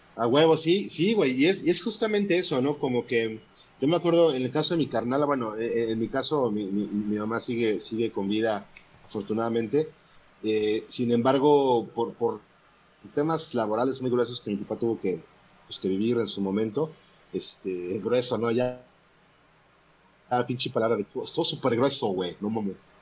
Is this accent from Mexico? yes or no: yes; Puebla, Mexico; yo soy de Puebla